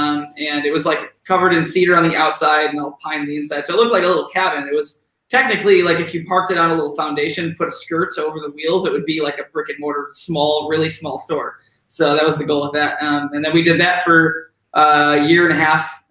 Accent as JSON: {"language": "English", "region": "Illinois", "country": "United States", "tie": "born or raised there", "moved": "as an adult", "lives_now": "Bellingham, United States", "said": "I grew up in Illinois riding BMX bikes"}